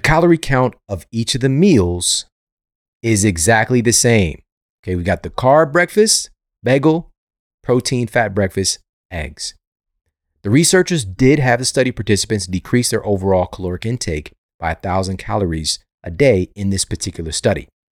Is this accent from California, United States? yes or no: no; St. Louis, Missouri, United States; Saint Louis University in my hometown